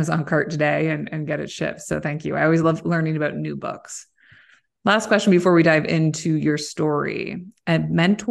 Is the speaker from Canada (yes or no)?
yes; Kitchener, Ontario, Canada; now in Southampton, Canada; I grew up in Kitchener-Waterloo area